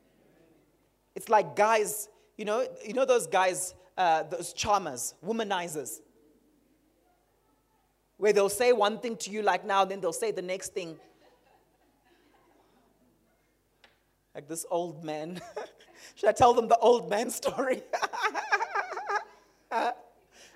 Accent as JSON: {"language": "English", "region": "Harare", "country": "Zimbabwe", "tie": "born or raised there", "moved": "yes", "said": "growing up in Zim in Harare"}